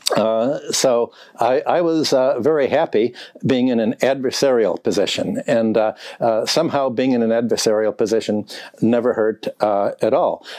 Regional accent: Chicago, Illinois, United States; also born or lived in Minneapolis; when I grew up in Chicago

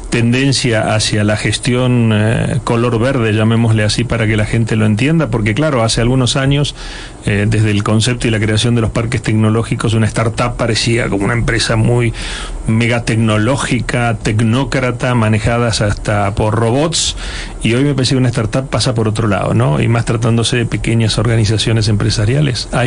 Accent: Spain; lo cual nos alegra para los que también somos españoles

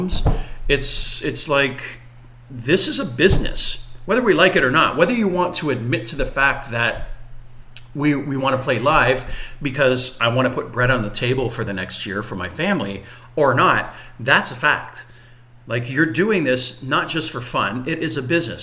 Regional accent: Windsor, Ontario, Canada; we're from Windsor

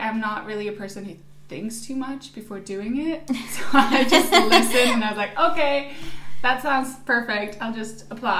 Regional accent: Stockholm, Stockholm County, Sweden; moved away as an adult; now in London, United Kingdom; Because we're from Stockholm and it's just like a 2.5 hour flight.

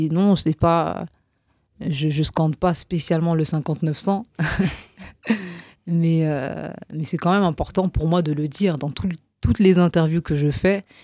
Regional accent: Roubaix, Hauts-de-France, France; dire non, mais je viens de Roubaix, et donc

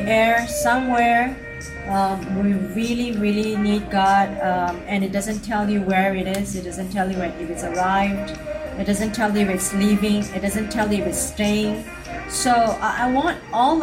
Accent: Singapore; also born or lived in China / France; Singapore fellow citizens

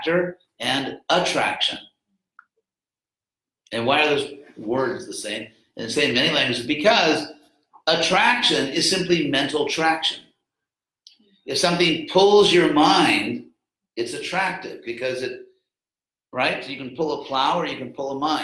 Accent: Southern California, United States; I grew up in Southern California, had a really great family

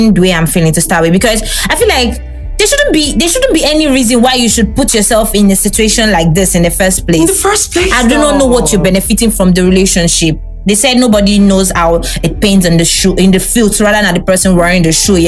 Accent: Anambra, Nigeria; I'm from Anambra

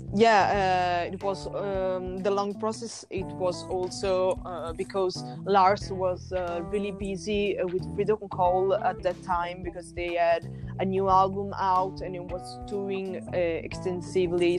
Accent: Tuscany, Italy; we are from Italy, so uh, melodic power metal is something that there is really common in Italy. We are coming from Tuscany

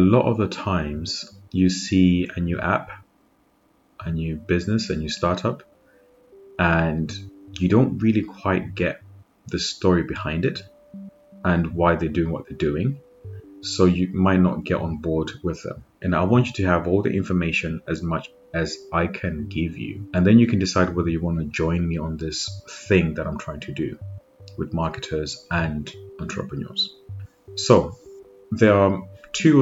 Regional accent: Zimbabwe; now in United Kingdom; I'm actually born and raised in Zimbabwe

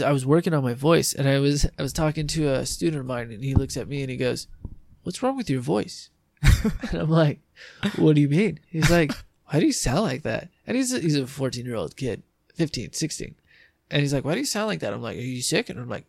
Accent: San Diego, California, United States; accent: drawl; we're just San Diegans.

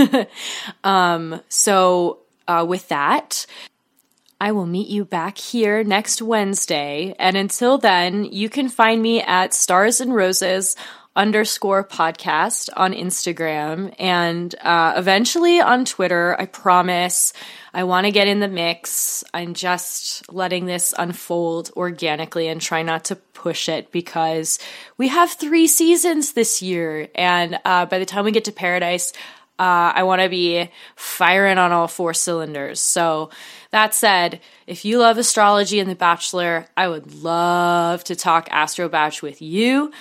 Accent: Oregon, United States; Oregon, um, my home state, and my home away from home state

